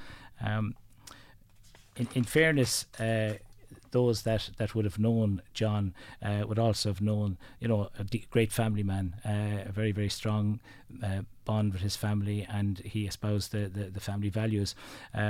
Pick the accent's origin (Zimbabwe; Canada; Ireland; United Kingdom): Ireland; Danesfort, County Kilkenny; I'm from Danesfort, which is the neighbouring parish